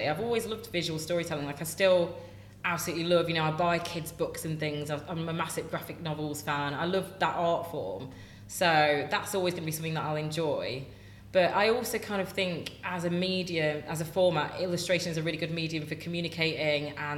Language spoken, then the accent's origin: English; Nottingham, East Midlands, United Kingdom; moved away; also born or lived in Manchester; I grew up in Nottingham and I studied in Manchester